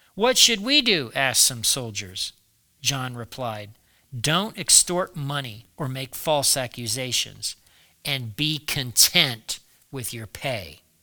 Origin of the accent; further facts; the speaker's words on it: United States; I'm an American, I've been an American all my life.